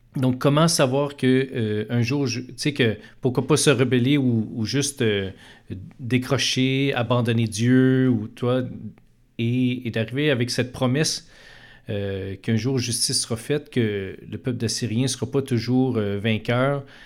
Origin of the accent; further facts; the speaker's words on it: Montreal, Quebec, Canada; je suis un, Montréalais euh, d'origine. Je suis né, euh, et j'ai grandi dans l'est de Montréal